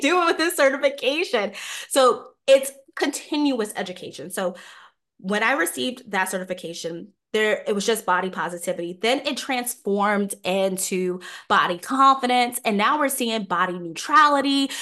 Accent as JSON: {"language": "English", "region": "New York", "country": "United States", "tie": "born or raised there", "said": "Growing up in New York"}